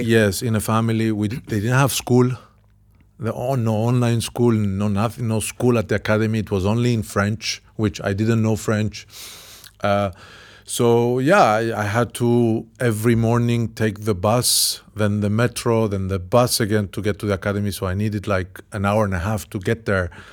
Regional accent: Cyprus; I came from Cyprus, from a small island

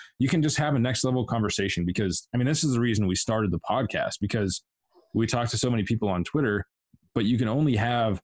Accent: Montana, United States; I'm from Montana

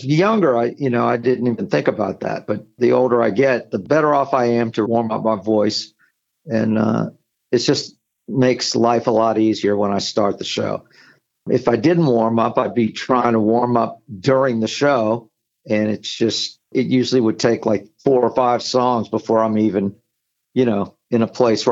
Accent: New Orleans, Louisiana, United States; moved away as an adult; now in Long Island, United States; people I grew up with in New Orleans

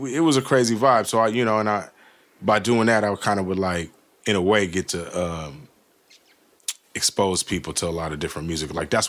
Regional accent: Milpitas, California, United States; I'm from Elpida

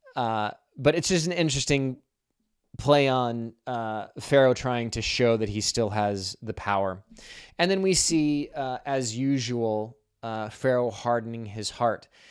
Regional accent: Pacific Northwest, United States; moved away as an adult; also born or lived in Boulder, Colorado; Growing up in the Pacific Northwest

